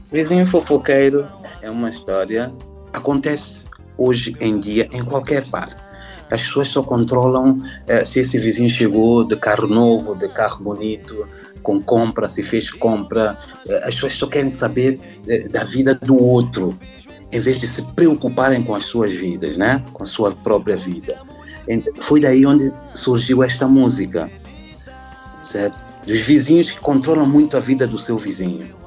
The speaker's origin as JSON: {"language": "Portuguese", "country": "São Tomé & Príncipe", "also_born_or_lived": "Portugal", "moved": "as an adult", "lives_now": "France", "said": "Santo Tomé e Príncipe, é, meu país"}